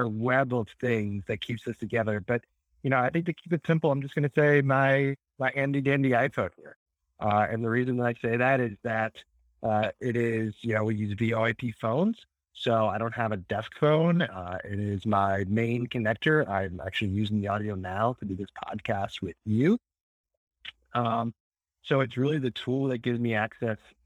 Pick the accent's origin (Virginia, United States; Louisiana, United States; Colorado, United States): Louisiana, United States; New Orleans; I'm from New Orleans